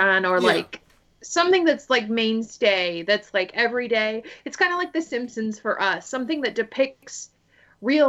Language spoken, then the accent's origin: English; United States; accent: American; first language English; I am definitely an English speaker first, and I try to be good with foreign languages when I'm in foreign countries, but when I am back here, I definitely have what one might call an American accent.